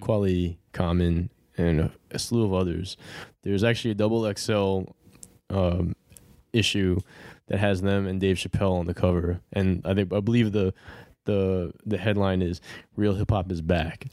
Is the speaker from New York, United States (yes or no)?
yes; New York City, New York, United States; I'm a, I'm a born and bred New Yorker